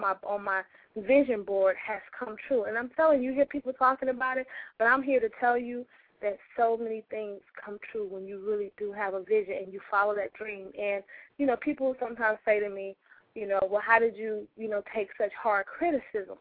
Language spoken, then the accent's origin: English; St. Louis, Missouri, United States; now in New York, United States; I came to New York from my hometown of St. Louis